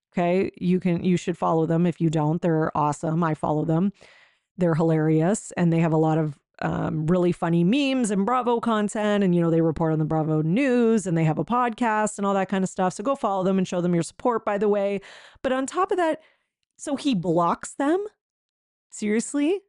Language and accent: English; Canada; I'm Canadian, um, and I don't live in Quebec